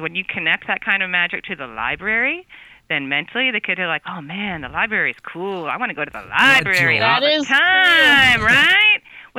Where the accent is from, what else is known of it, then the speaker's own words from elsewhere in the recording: New Jersey, United States; now in San Francisco, United States; I grew up in New Jersey